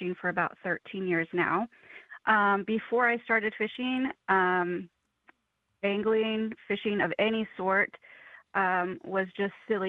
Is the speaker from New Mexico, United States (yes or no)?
yes; New Mexico, United States; now in Oregon, United States; I'm originally from New Mexico